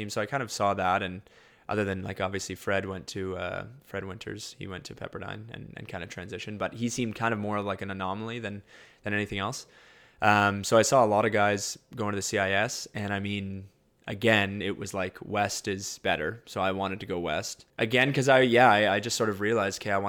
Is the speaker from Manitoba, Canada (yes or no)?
yes; Winnipeg, Manitoba, Canada; Um, obviously, I'm from Winnipeg, so there's kind of that draw there. My dad graduated from University of Manitoba.